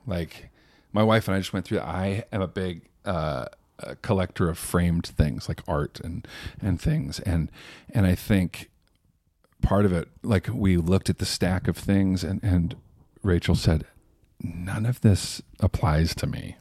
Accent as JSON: {"language": "English", "town": "Sacramento", "region": "California", "country": "United States", "tie": "born or raised there", "also_born_or_lived": "Palm Springs, California", "said": "I grew up in Sacramento"}